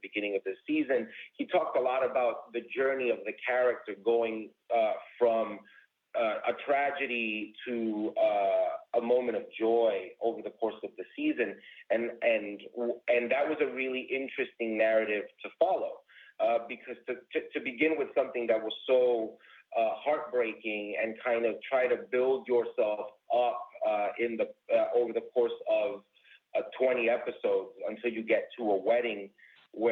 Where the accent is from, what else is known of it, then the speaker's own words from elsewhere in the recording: New York, United States; moved away as an adult; now in Chicago, United States; I was born and raised in New York